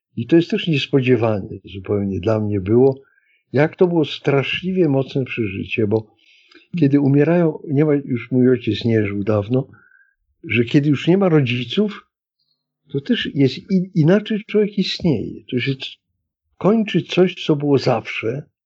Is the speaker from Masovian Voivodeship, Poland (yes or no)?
yes; Warsaw, Masovian Voivodeship, Poland; Urodziłem się w przyzwoitej klinice położniczej w Warszawie.